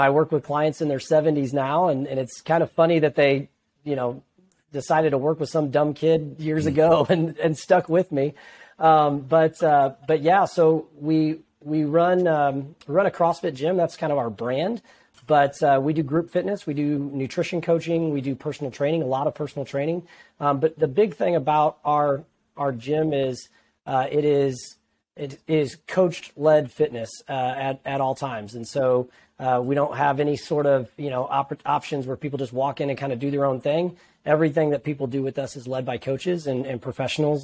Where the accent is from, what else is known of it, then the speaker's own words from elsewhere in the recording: Peoria, Illinois, United States; moved away as an adult; now in Metro East, Illinois, United States; I'm from the Peoria area originally